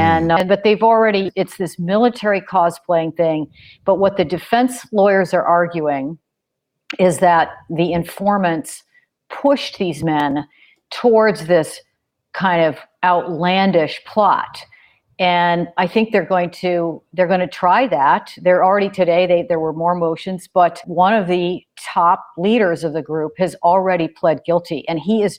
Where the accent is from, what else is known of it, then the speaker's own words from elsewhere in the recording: southeastern Michigan, United States; moved away; also born or lived in Illinois / Chicago; I'm from Michigan. I'm from the southeastern part of the state.